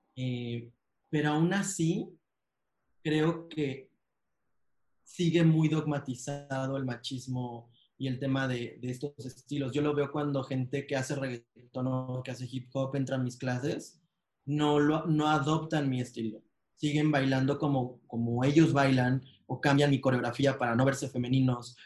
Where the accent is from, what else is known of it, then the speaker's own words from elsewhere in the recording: Mexico; en México, en mi país